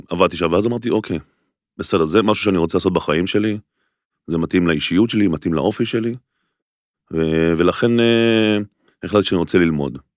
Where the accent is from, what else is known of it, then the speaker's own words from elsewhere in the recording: Golan Heights, Israel; now in Tel Aviv, Israel; אז אמרתי, אני אעבור לתל אביב, אנחנו במקור מרמת הגולן, מאיזה חור. אה, אז עברתי לעיר הגדולה